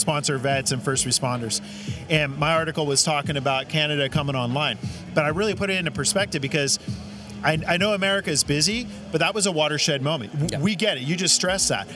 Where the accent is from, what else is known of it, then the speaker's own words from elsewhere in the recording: Northern California, United States; moved away as an adult; also born or lived in Colorado; growing up in NorCal